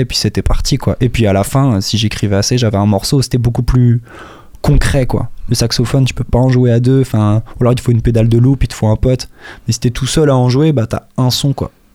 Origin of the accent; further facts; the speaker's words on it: Juvardeil, Pays de la Loire, France; also born or lived in Les Ponts-de-Cé; now in Angers, France; je suis né à Angers, mais pour aller un peu plus loin dans la réponse, j'ai grandi entre la petite section et la fin du CP au Pont de C. En fait, à partir du Pont de C, de la fin du CP, pardon, je suis parti à Juvardeil, qui est un petit bled derrière Tiercé